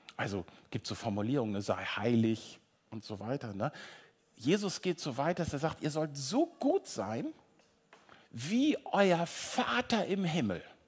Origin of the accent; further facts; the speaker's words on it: North Frisia, Schleswig-Holstein, Germany; now in Hamburg, Germany; Ich komme aus Nordfriesland, ihr merkt, ich komme so richtig ne, aus germanischem Urland